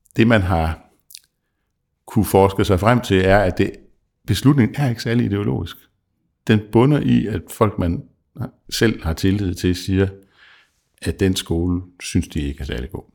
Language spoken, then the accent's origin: Danish; South Jutland, Southern Denmark, Denmark; som Sønderjyde